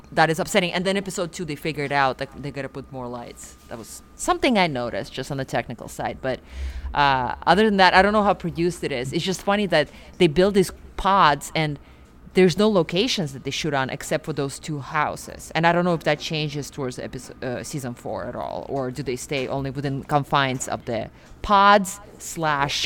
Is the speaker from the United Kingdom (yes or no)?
no; Siberia, Russia; moved away; I'm from Siberia